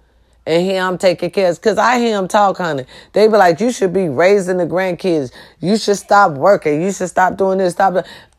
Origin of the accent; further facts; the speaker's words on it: Ohio, United States; I'm going to have my first little stand-up show in Youngstown, Ohio, close to my hometown.